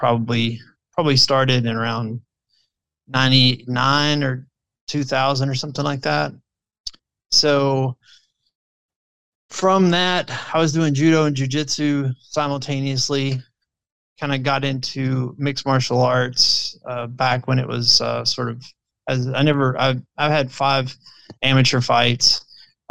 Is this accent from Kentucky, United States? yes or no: yes; Prestonsburg, Kentucky, United States; now in Frankfort, United States; I'm originally from Eastern Kentucky, Floyd County, Prestonsburg area